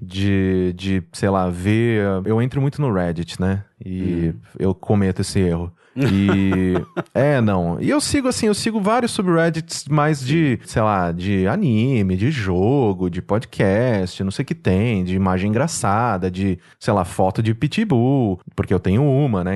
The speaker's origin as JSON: {"language": "Portuguese", "town": "Mococa", "region": "São Paulo", "country": "Brazil", "tie": "born or raised there", "also_born_or_lived": "Recife / Manaus", "moved": "as an adult", "lives_now": "São Paulo, Brazil", "said": "Eu nasci aqui em São Paulo, mas eu fui, né, criado a minha vida inteira, assim, dos meus 5 até os meus 19 anos em Mococa. Então, desculpa, eu sou mocoquense"}